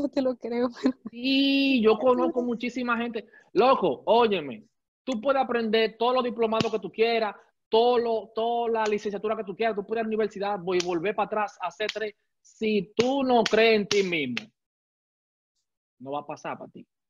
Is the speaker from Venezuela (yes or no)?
no; Santo Domingo, Distrito Nacional, Dominican Republic; yo soy criado y nacido en Gualey, Santo Domingo